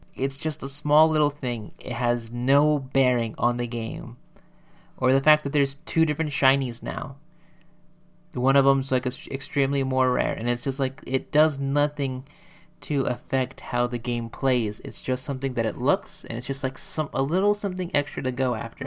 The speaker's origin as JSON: {"language": "English", "country": "United States"}